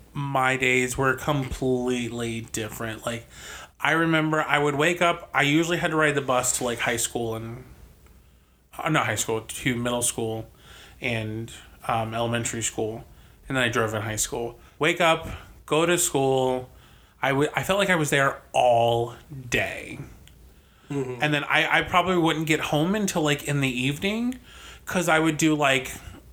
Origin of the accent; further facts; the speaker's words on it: New Jersey, United States; Technically, I'm from New Jersey.